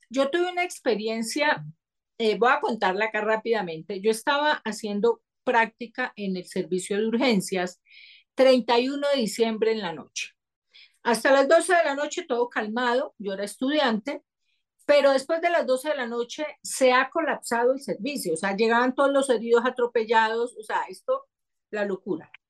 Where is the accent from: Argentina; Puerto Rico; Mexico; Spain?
Spain; Seville, Andalusia; yo tengo cuadernos que me encontré de pequeña, que en Sevilla, la gente que conoce Sevilla, pues no hay tiendas esotéricas, y en esa época menos